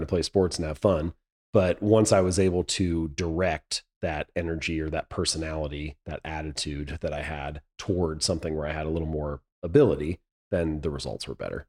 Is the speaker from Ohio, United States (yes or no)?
yes; Hamilton, Ohio, United States; moved away as an adult; I was born and raised in Hamilton, Ohio.